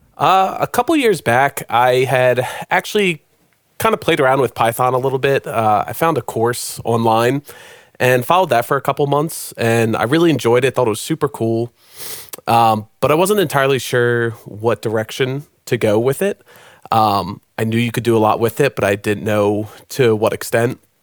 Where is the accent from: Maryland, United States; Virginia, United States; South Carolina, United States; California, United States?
Maryland, United States; moved away as an adult; now in Nashville, United States; I'm originally from Maryland